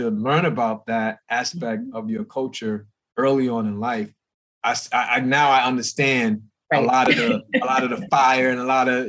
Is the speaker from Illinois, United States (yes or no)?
no; New York, United States; So I grew up in the North in New York.